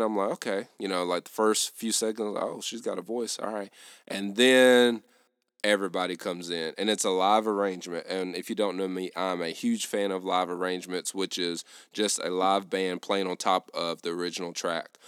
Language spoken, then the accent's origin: English; the South, United States; I grew up in the South